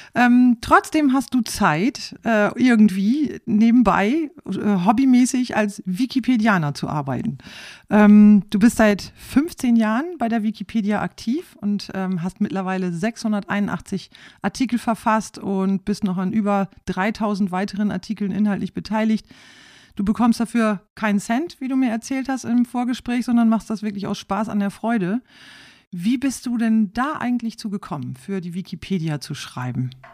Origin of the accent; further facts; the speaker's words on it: Rhauderfehn, Lower Saxony, Germany; Ich bin in Klostermoor aufgewachsen, in Klostermoor im, im, in, in der Gemeinde Rauderfehn im Landkreis Leer